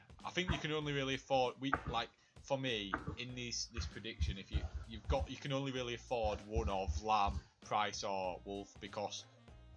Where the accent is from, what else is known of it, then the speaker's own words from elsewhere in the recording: Yorkshire and the Humber, United Kingdom; I'm proud Yorkshire man